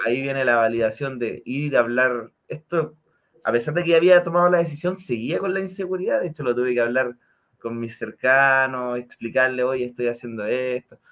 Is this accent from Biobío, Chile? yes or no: yes; Concepción, Biobío, Chile; now in Santiago, Chile; residente en Santiago, pero originario de Concepción